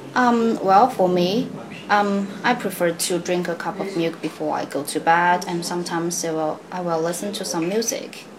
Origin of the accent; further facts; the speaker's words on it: Changsha, Hunan, China; English is a second language; I'm from Changsha.